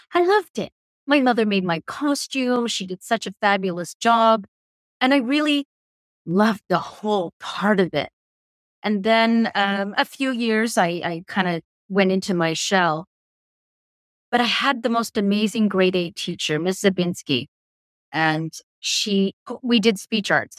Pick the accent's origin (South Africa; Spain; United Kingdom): United Kingdom; Belfast, Northern Ireland; accent: English; now in Canada; My parents being British, we were born in Belfast